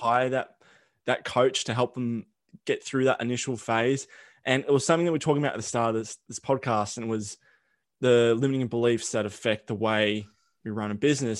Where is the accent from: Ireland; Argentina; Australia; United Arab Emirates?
Australia; accent: Aussie; my accent